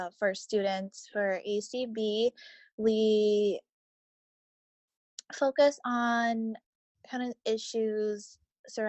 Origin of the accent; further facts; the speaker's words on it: Boston, Massachusetts, United States; I'm from Boston, and I go to school at Boston College studying sociology